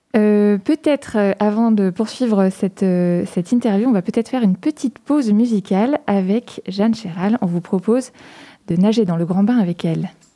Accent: Poitiers, Nouvelle-Aquitaine, France; chez nous à Poitiers

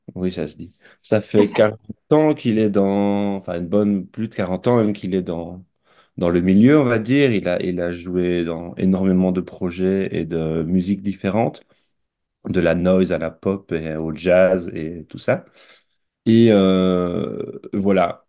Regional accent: Belgium; now in France; je suis né, j'ai grandi en Belgique, je vis maintenant en France

